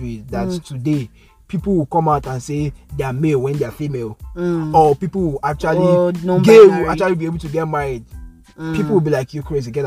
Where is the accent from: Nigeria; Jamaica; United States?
Nigeria; Edo; we're from Edo State